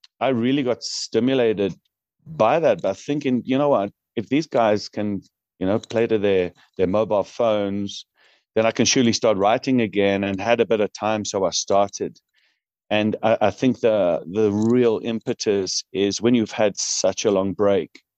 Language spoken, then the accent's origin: English; Newcastle upon Tyne, North East England, United Kingdom; now in South Africa; I'm originally from Newcastle upon Tyne